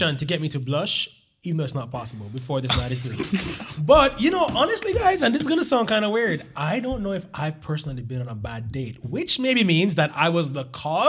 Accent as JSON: {"language": "English", "country": "Jamaica", "tie": "born or raised there", "moved": "yes", "lives_now": "Miami, United States", "said": "I'm 29 years old. I moved here from Jamaica."}